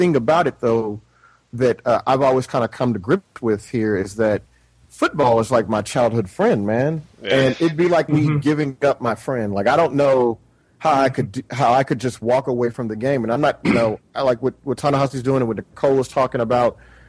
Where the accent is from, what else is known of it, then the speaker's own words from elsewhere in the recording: the South, United States; part of growing up in the South is like you're going to play football, right?